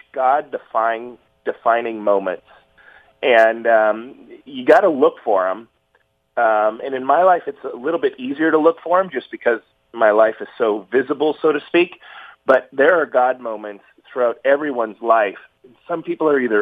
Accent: Fullerton, California, United States; I was born in Southern California in a small town called Fullerton, California

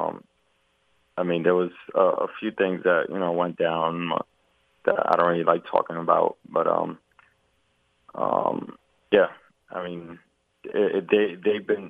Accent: New York City, New York, United States; I grew up on Rivington Street, and I was all over like Eldridge, Broome Street, around the Delancey area

